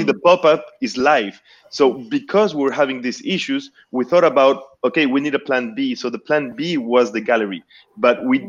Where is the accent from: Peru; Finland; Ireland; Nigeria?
Peru; moved away as an adult; now in Montreal, Canada; I'm originally from Peru.